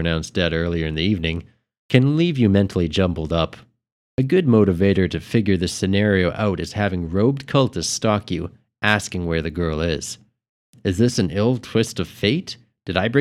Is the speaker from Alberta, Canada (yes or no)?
yes; Edmonton, Alberta, Canada; my hometown here, Edmonton